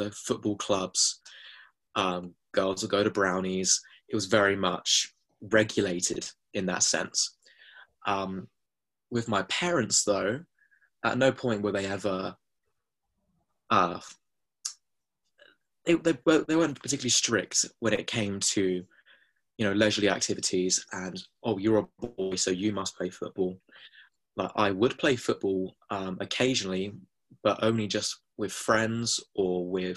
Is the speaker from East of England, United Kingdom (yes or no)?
yes; Hertfordshire, East of England, United Kingdom; I grew up in Hertfordshire, which is quite close to London